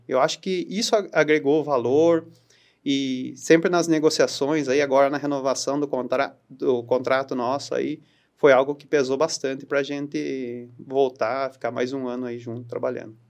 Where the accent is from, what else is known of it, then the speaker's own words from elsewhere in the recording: Saltinho, São Paulo, Brazil; also born or lived in Itapetininga; eu sou nascido em Itapetininga, ah, mas eu sempre vivi em, na, na cidade de Saltim, já fazem quase 37 anos